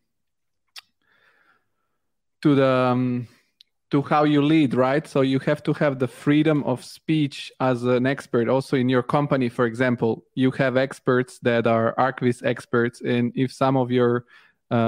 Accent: Bulgaria; I come from Bulgaria

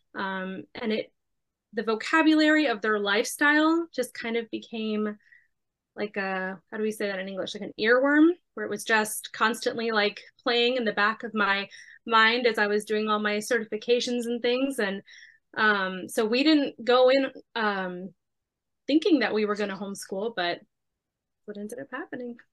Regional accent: Miami, Florida, United States; I was born and raised in Miami

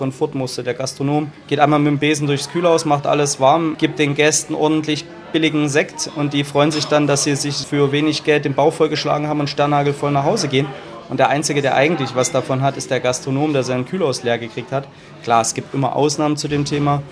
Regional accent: Chemnitz, Saxony, Germany; moved away as an adult; also born or lived in England; now in Cologne, Germany; ich bin Sachse

